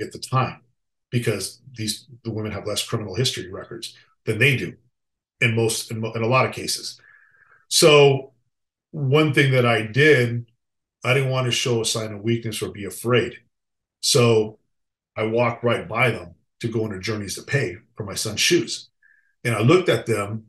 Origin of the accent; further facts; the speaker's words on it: Los Angeles, California, United States; We grew up together in East Los Angeles